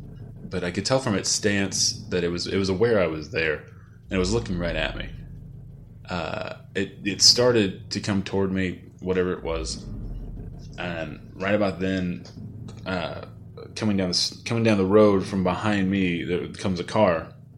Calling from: Dallas, Texas, United States; also born or lived in Missouri; I'm calling you from Dallas, Texas.

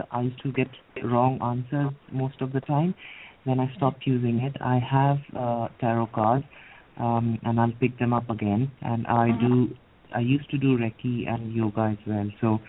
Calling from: Edinburgh, Scotland, United Kingdom; I live in the United Kingdom. Right now I'm in Edinburgh. Edinburgh in Scotland.

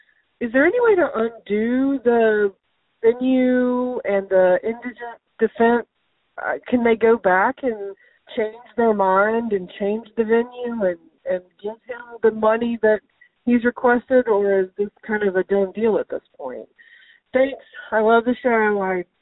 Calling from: Savannah, Georgia, United States; I'm calling from Savannah.

